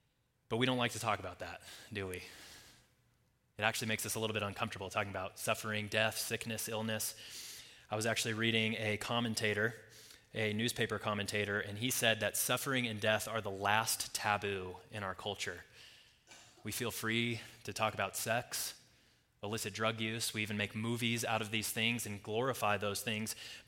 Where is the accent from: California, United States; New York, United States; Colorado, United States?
Colorado, United States; also born or lived in Nashville, Tennessee; Now, I grew up in Colorado, but I spent the last 6 or so years before coming out here living in Nashville, Tennessee.